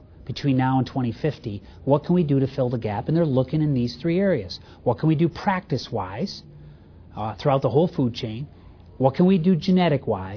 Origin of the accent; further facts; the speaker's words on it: Indiana, United States; also born or lived in a U.S. farm in the Northeast; I'm from Indiana